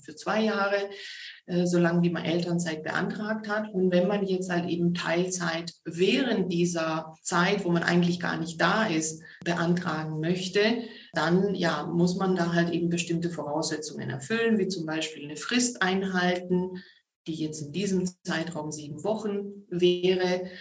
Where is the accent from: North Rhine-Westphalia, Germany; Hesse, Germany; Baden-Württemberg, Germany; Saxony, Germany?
Baden-Württemberg, Germany; Stuttgart; also born or lived in Tübingen; Geboren, aufgewachsen bin ich so im Süden Deutschlands, im Raum, Großraum Stuttgart